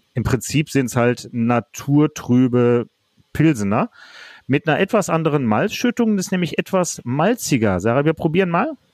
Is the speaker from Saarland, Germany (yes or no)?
no; Duisburg, North Rhine-Westphalia, Germany; now in Krefeld, Germany; ich bin gebürtiger Duisburger, aber ich wohne in Krefeld